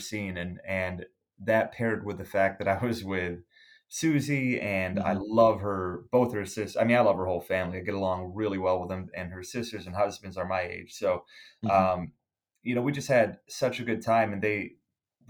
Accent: Buffalo, New York, United States; I'm born and bred in Buffalo, New York

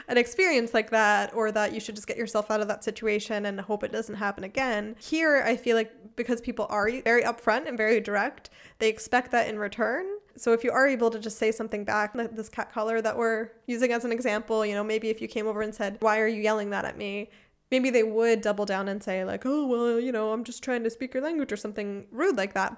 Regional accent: United States; now in Germany; I'm from America

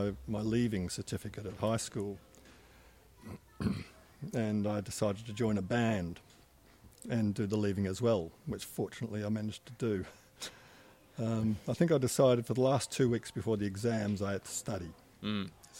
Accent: Perth, Western Australia, Australia; moved away as an adult; also born or lived in London / Melbourne; now in East Gippsland, Australia; I grew up in Perth in the 50s and early 60s

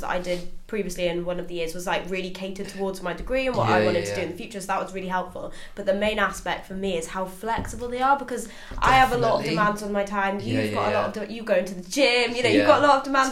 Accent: Welsh, Wales, United Kingdom; As a Welsh person

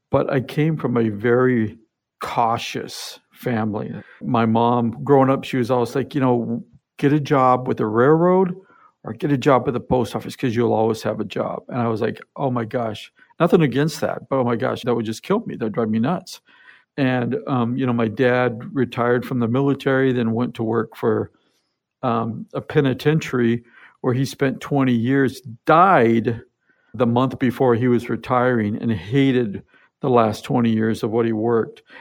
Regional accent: Seattle, Washington, United States; born there; I was born here in Seattle, but at about 10 months old, my dad was in the military. So, he was transferred to Germany

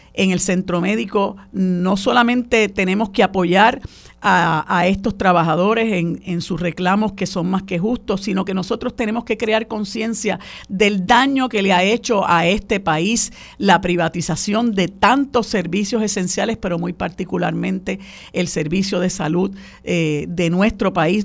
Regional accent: Puerto Rico

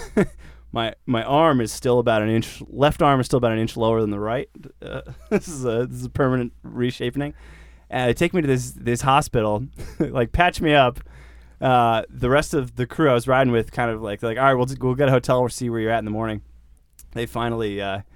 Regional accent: Boston, Massachusetts, United States; now in California, United States; I'm from Boston originally

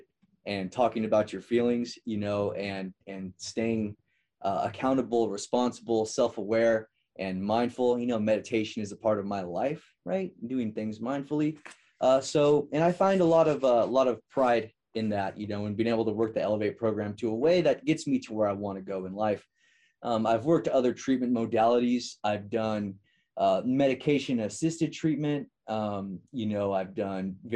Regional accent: Merced, California, United States; I'm from Merced, California, which is right between Fresno and Modesto.

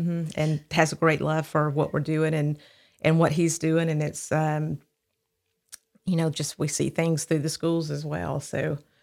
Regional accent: Midfield, Alabama, United States; also born or lived in Birmingham, Alabama; I grew up in Midfield, Alabama

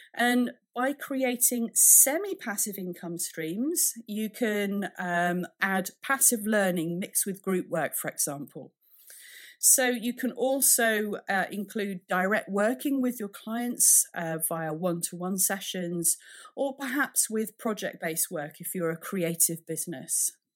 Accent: United Kingdom; being a Brit

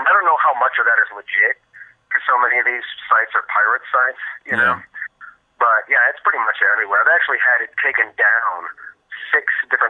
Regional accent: Milan, Michigan, United States; I am. I'm from, right now I'm calling from Milan, Michigan, which is just south of Ann Arbor

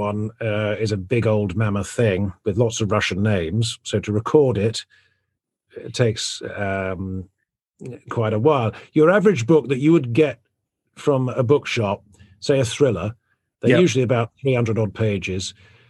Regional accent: South West England, United Kingdom; That is not how I grew up. I grew up in Devon, which is in the West Country in England. I didn't go to a posh school or anything.

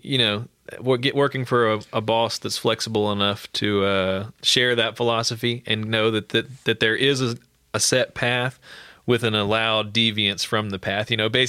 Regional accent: Sulphur, United States; also born or lived in Colorado / Arizona / California; I'm from Sulphur.

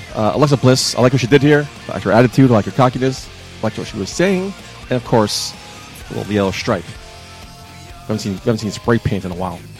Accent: United States; I'm American

